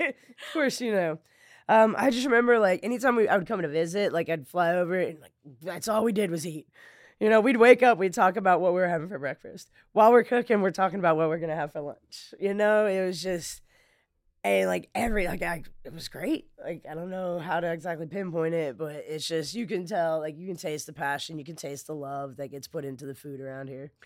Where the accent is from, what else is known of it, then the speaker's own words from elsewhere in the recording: Flagstaff, Arizona, United States; now in Lake Charles, United States; I grew up in Flagstaff, I grew up in the mountains of Arizona